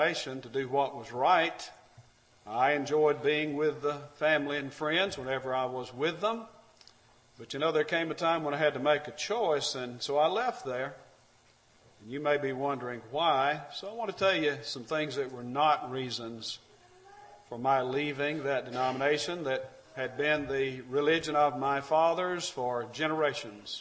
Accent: Alabama, United States; I'm from Alabama

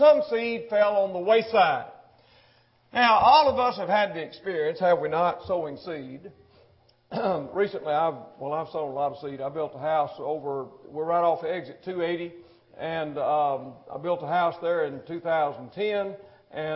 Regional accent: Mississippi, United States; moved away; I was born in Mississippi. I was raised in Mississippi

